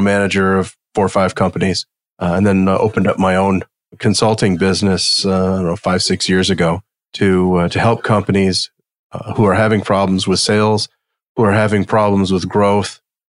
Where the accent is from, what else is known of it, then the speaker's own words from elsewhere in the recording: outside of Detroit, southern Michigan, United States; I grew up outside of Detroit and, you know, in the cornfields and farms of southern Michigan